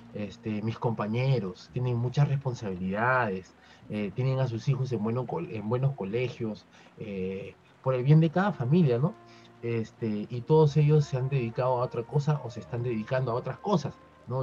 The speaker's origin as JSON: {"language": "Spanish", "country": "Peru", "said": "como peruano"}